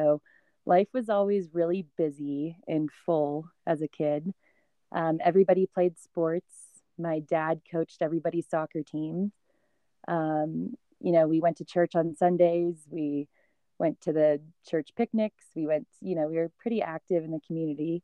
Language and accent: English; a small town just south of Atlanta, Georgia, United States; moved away as an adult; now in Colorado, United States; we both grew up in the same hometown. It's just south of Atlanta